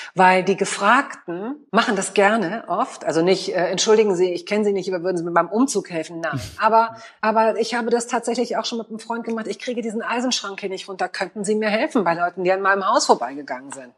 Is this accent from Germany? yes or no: yes; Hanover, Lower Saxony, Germany; moved away as an adult; also born or lived in Hamburg; now in Berlin, Germany; Ich komme gebürtig aus Hannover. Ähm, Hannover war okay fürs Großwerden. Also im Sinne von Aufwachsen